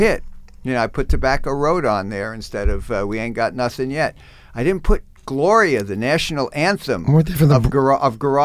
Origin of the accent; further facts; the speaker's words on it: New Jersey, United States; I'm a kid growing up in New Jersey.